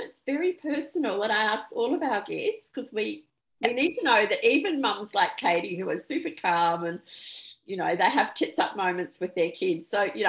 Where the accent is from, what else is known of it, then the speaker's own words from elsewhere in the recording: New Zealand; moved away; We lived in New Zealand for about 5 years. I'm actually originally from New Zealand, and you may hear that in the accent.